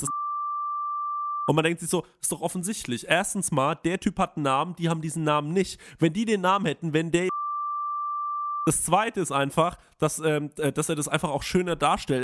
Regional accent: Germany; bei uns in Deutschland

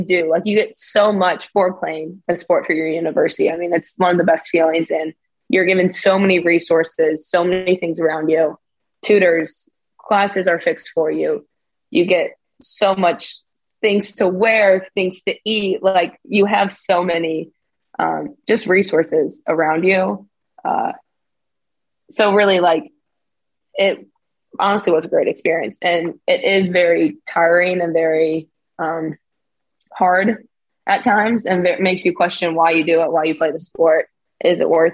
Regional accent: United States; moved away as an adult; also born or lived in Texas; now in Örebro, Sweden; coming in as an American

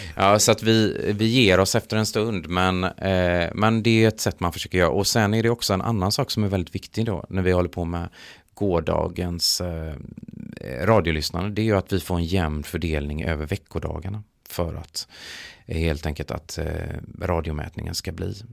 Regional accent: Gothenburg, Västra Götaland, Sweden; jag kommer faktiskt från Göteborg

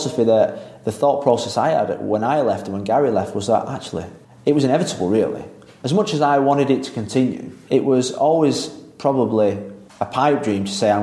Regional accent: England, United Kingdom; moved away as an adult; now in Spain; as English coaches

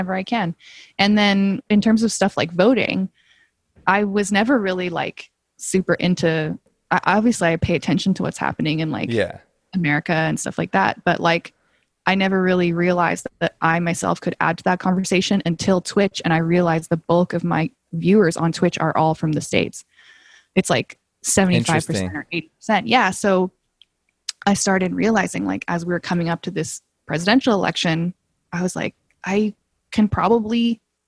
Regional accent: Calgary, Alberta, Canada; moved away as an adult; also born or lived in England / Hong Kong; now in Toronto, Canada; I grew up in Calgary

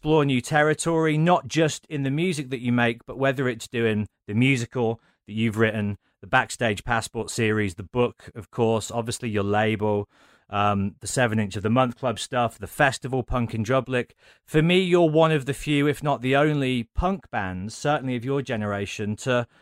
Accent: Birmingham, West Midlands, United Kingdom; I'm from Birmingham

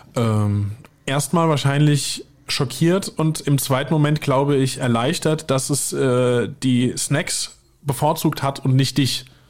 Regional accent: Weiher, near Limburg an der Lahn, Hesse, Germany; bei mir im Kaff, wo ich herkomme, in Weiher

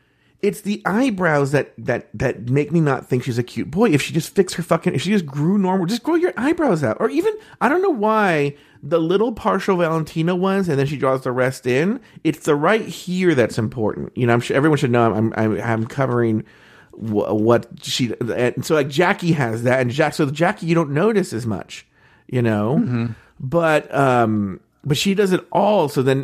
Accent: New York City, New York, United States; Because I'm from New York City, and when we represent, I go home better than anybody.

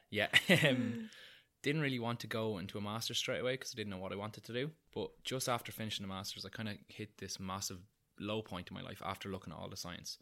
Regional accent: Newbridge, Leinster, Ireland; I'm from Kildare, I'm from Newbridge, which is about forty minutes from Dublin

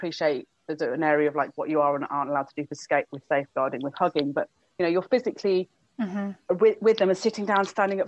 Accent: United Kingdom; now in Brighton, United Kingdom; because I'm British

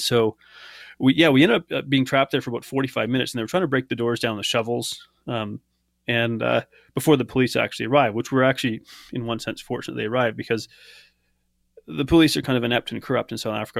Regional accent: Canada; I, I grew up in Canada

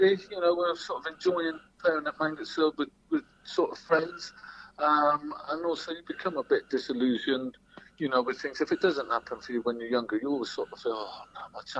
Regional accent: Bristol, South West England, United Kingdom; also born or lived in Castleford, Yorkshire; born in Castleford, went to Bristol when I was about 2 or 3. My mum moved back down here with me and my sister.

